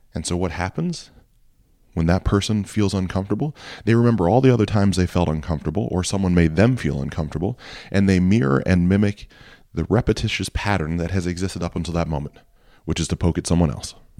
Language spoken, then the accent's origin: English; Ohio, United States; I grew up in Ohio. I've always lived in Ohio